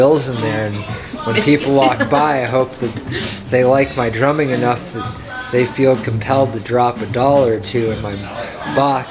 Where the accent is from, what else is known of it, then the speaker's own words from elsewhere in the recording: Fort Collins, Colorado, United States; also born or lived in Western New York; I lived here till I was 10